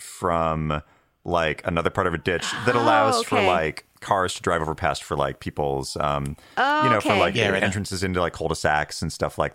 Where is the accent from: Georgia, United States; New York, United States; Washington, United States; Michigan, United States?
Washington, United States; I grew up in Washington State, and like it was like on a res in kind of like the like kind of away from like a lot of cool businesses and stuff like that.